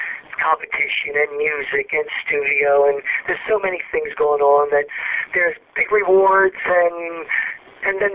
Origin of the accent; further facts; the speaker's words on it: Philadelphia, Pennsylvania, United States; I'm from Philadelphia